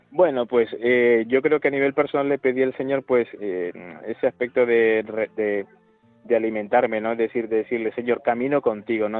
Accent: Managua, Nicaragua; now in Huesca, Spain; soy de la, de la propia capital, Managua, y mi parroquia del barrio donde yo vivo se llama Cristo Resucitado

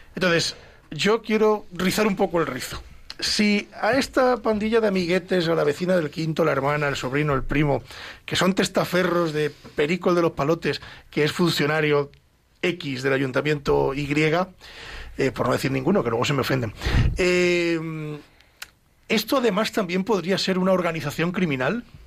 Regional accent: Ávila, Castile and León, Spain; yo me crié en Ávila

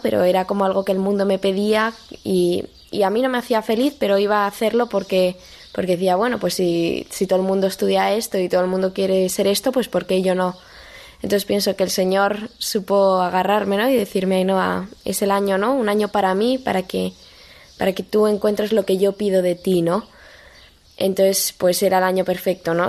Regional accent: Madrid, Community of Madrid, Spain; soy de Madrid, vivo en Boadilla del Monte

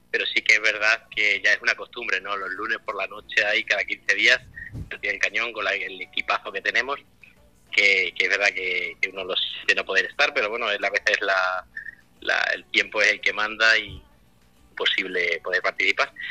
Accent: Corral de Almaguer, Castilla-La Mancha, Spain; estoy volviendo ahora de, haber participado en, unas novenas aquí en Corral de Almaguer, en mi pueblo

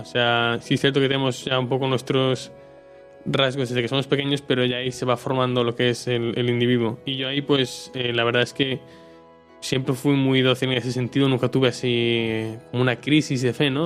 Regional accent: Marín, Galicia, Spain; soy de Marín, que es un pueblo que está al lado de, Pontevedra

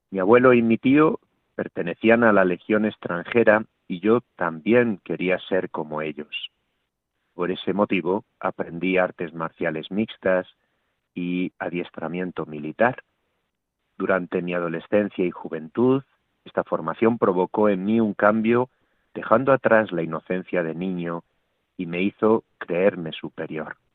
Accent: Palma de Mallorca, Balearic Islands, Spain; now in Toledo, Spain; soy natural de Palma de Mallorca, España, aunque desde hace un año y medio vivo en Toledo

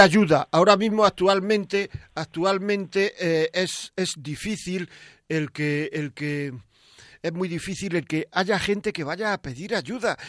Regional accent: Granada, Andalusia, Spain; Yo, yo no soy de Montejica, soy de Granada, pero mis cuatro abuelos eran de Montejica

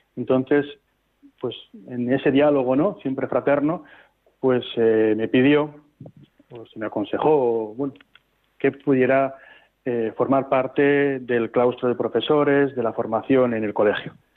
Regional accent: Laredo, Cantabria, Spain; ahí ya sí pude hacerlo en mi tierra, aquí en Cantabria

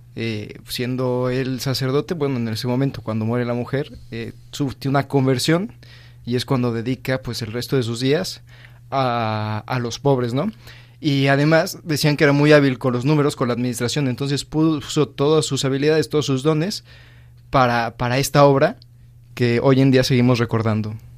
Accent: Mexico City, Mexico; de la Ciudad de México

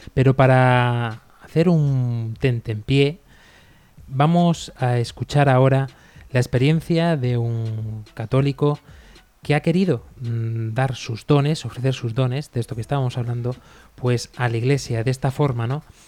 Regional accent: Spain; los sacerdotes de mi pueblo

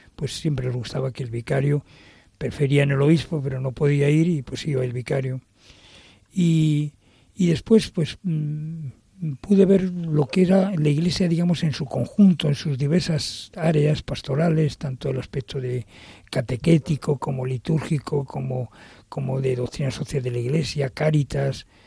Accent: Madrid, Community of Madrid, Spain; el lugar donde yo nací, que nací en la Ronda de Atocha

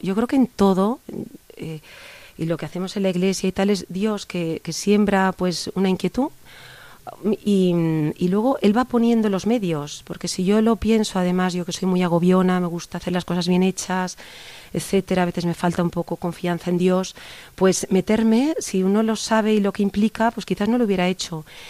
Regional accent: Barcelona, Catalonia, Spain; moved away as an adult; now in Pozoblanco, Spain; Soy mm. catalana, soy de Barcelona

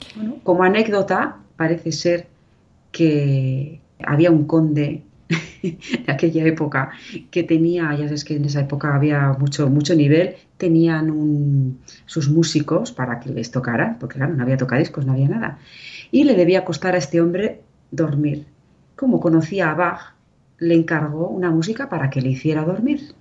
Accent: Irun, Basque Country, Spain; also born or lived in Vera de Bidasoa, Navarre; yo soy vasca

